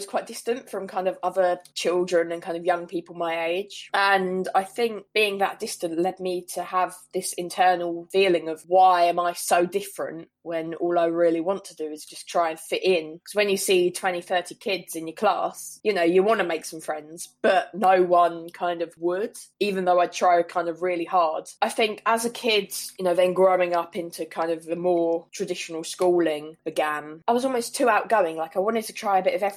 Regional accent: Worthing, South East England, United Kingdom; I grew up in Worthing, which is kind of near Brighton.

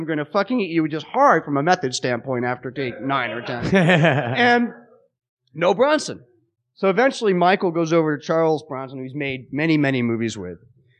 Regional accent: England, United Kingdom; born there; He cast me because I was born in England and then had me play a Puerto Rican.

